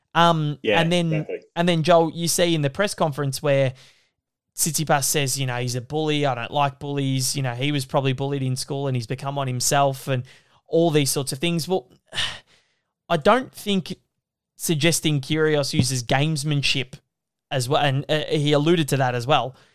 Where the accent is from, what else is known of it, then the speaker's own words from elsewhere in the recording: Australia; as an Australian fan